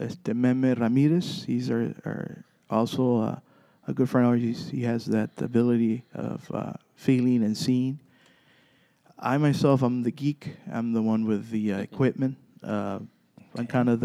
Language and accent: English; Zapata, Texas, United States; We go, we're from Zapata.